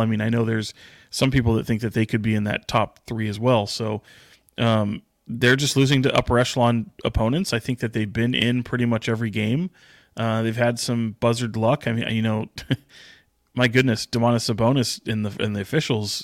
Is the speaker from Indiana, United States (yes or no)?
no; Sacramento, California, United States; It's why I still live here. It's an, I, other than it is my hometown